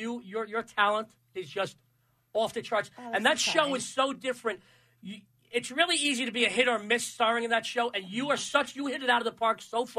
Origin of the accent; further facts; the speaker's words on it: New York, United States; also born or lived in Yonkers / Little Italy, New York City; … and I are born and raised in the same area, New York.